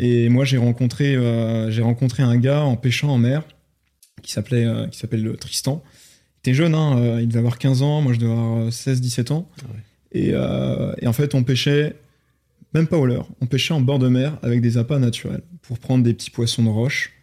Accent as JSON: {"language": "French", "town": "Rennes", "region": "Brittany", "country": "France", "tie": "born or raised there", "said": "je suis de Rennes en Ille-et-Vilaine, hmm. en Bretagne"}